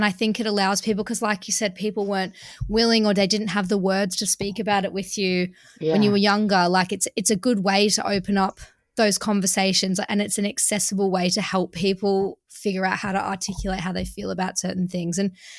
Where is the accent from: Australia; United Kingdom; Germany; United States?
Australia; It's because I'm Australian